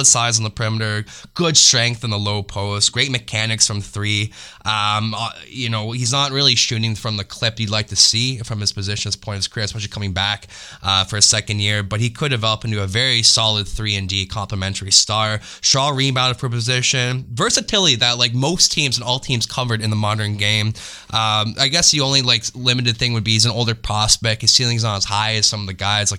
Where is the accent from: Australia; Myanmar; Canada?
Canada; I'm Japanese, but I'm born in Canada